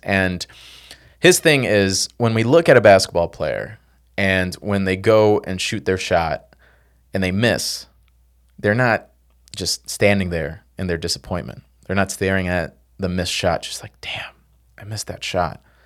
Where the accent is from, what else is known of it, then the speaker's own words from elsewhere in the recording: Chicago, Illinois, United States; I came from South Side Chicago, from nowhere.